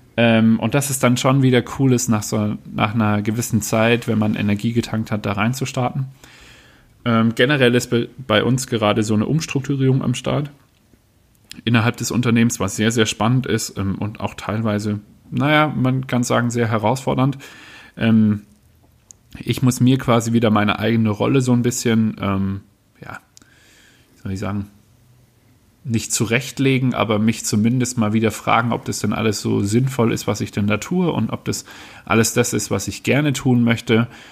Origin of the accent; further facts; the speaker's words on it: Baden-Württemberg, Germany; ich bin aufgewachsen im Badnerland, was nicht immer einfach ist